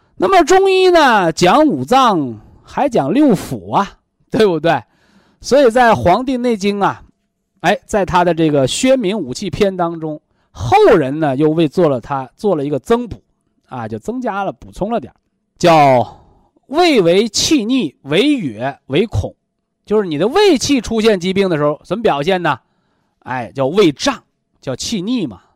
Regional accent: China; 我们中国人说叫三魂七魄

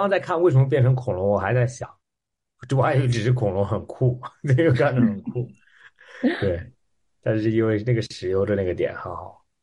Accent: Australia; moved away; 我三年没有回澳大利亚了。然后嗯。我是在那边长大的

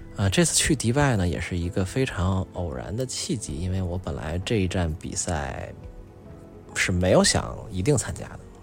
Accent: China; “说，哎，你们是中国人吗？”然后我就一看，我说：“对啊，我说我们是啊。”

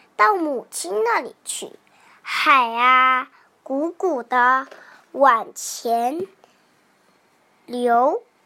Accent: Wenzhou, Zhejiang, China; 我来自浙江温州，今年快五周岁了

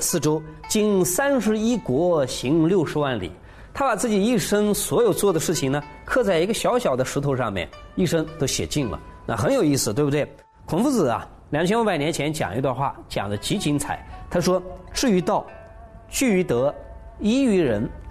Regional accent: China; 我们中国人

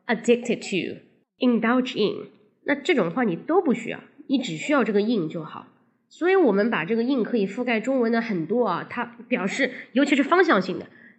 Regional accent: China; 老外说话他在乎的是状态，而我们中国人说话呢，他在乎的是动作。

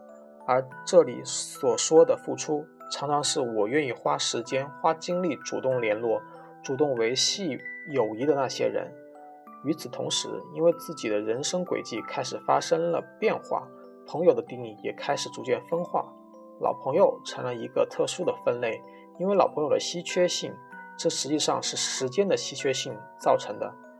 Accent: Northeast China, China; 在我们东北老家，这叫够意思。

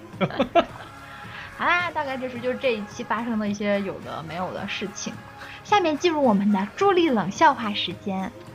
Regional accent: northern China, China; 作为一个北方人

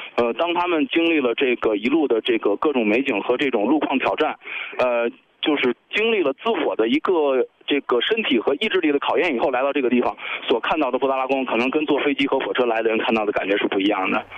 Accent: China; 我们中国人

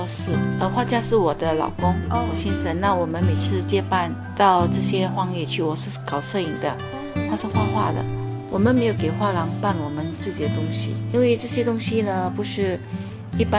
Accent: Singapore; 我们是从新加坡过来的，但是我们画的不是以新加坡的风景为题材。

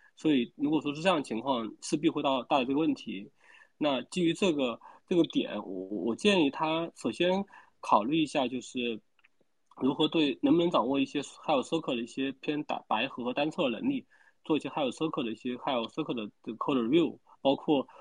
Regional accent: Wuhan, Hubei, China; moved away; 我来自于那个英雄城市武汉

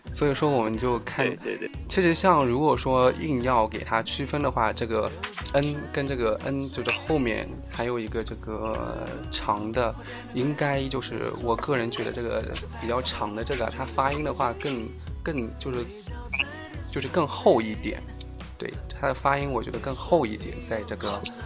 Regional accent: Jiangsu, China; 我是江苏的

